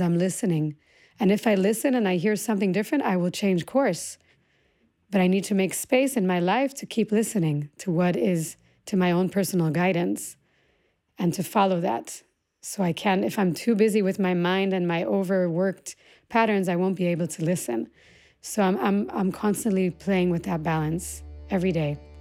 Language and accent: English; Omer, Southern District, Israel; also born or lived in United States / Singapore; I came to Israel when I was six through, I was born in the States, through Singapore, came to Israel. But that landscape of which I grew up was, uh, the Negev